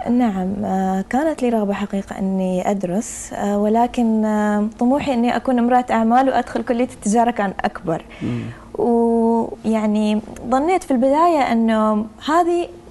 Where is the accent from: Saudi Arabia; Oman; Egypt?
Oman; أنا أفتخر فيه كوني عمانية